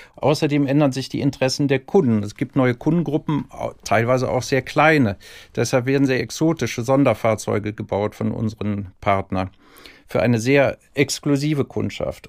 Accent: Cologne, North Rhine-Westphalia, Germany; accent: Rhinelander; geboren in Köln und ich hoffe, da bleibe ich auch

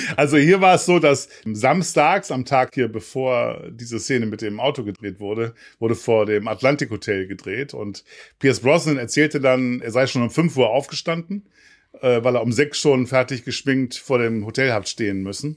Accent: Hamburg, Germany; als Hamburger

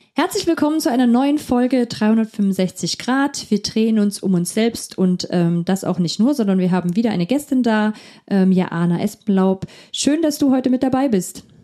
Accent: near Herrnhut, Saxony, Germany; ich bin in der Nähe von Herrnhut aufgewachsen

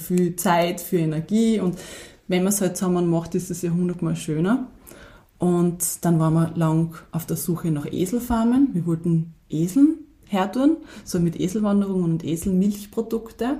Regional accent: Weiz, Styria, Austria; also born or lived in Kumberg; ursprünglich komme ich eigentlich aus Weiz, ja, das ist jetzt von dort 20 Minuten entfernt. Ähm, bin sehr ländlich aufgewachsen

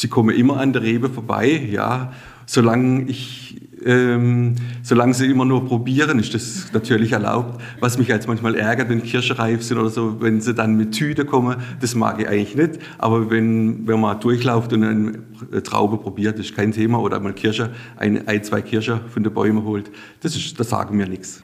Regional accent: Sasbachwalden, Baden-Württemberg, Germany; Saschbachwalde ist meine Heimat

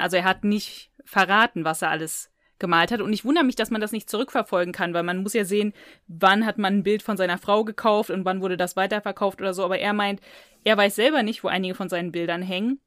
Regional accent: near Cologne, North Rhine-Westphalia, Germany; ich bin aufgewachsen in der Nähe von Köln

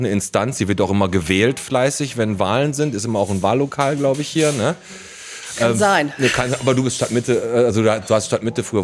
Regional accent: Batenbrock, North Rhine-Westphalia, Germany; Und wir sind heute in meiner alten Heimat im Fuhlenbrock. Das hört sich jetzt ein bisschen so an, als wenn ich aus Hamburg hier hingekommen wäre. Also ich bin aber einfach aus Badenbrock, einfach den Berg hochgefahren.

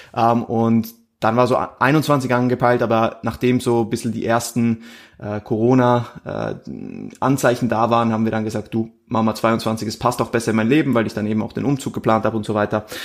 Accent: Switzerland; moved away as an adult; now in Austria; ich bin Schweizer, also ich komme eigentlich aus der Schweiz, wie gesagt, bin, bin erst vor einem Jahr nach, nach Österreich gezogen

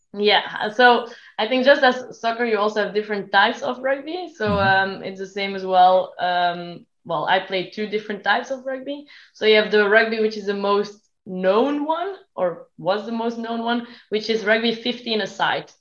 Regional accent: Belgium; I am from Belgium

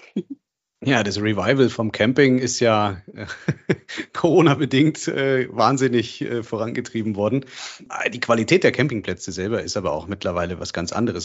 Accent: Germany; bei uns in Deutschland

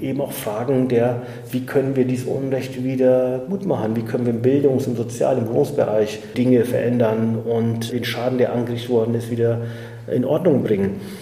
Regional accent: Germany; ich bin in Deutschland geboren als Sohn türkisch, äh, türkischer Gastarbeiter

